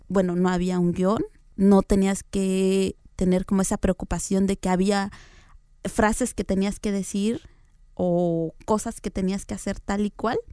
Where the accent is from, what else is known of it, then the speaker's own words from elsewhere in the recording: Tlaxiaco, Oaxaca, Mexico; yo soy oaxaqueña. Nací en una comunidad que se llama Heroica Ciudad de Tlajiaco, Oaxaca.